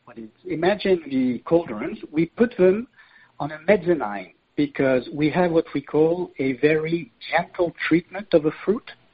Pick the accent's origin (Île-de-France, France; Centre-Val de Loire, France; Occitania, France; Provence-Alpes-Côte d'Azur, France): Provence-Alpes-Côte d'Azur, France; Lourmarin; now in Malaysia; I come from Provence, uh, from a little village called Lourmarin, where my family uh, does wine